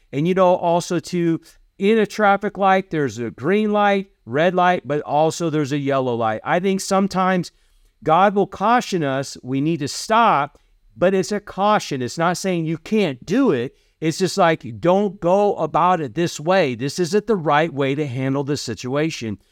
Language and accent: English; Iowa, United States; moved away as an adult; also born or lived in Kentucky; we grew up in Iowa